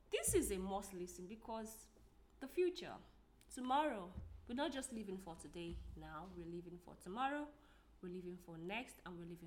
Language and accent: English; Nigeria; I'm a Nigerian lady